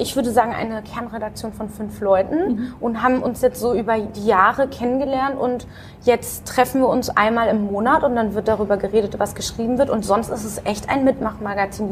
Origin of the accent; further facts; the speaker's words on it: Dortmund, North Rhine-Westphalia, Germany; Ansonsten bin ich in Dortmund äh, aufgewachsen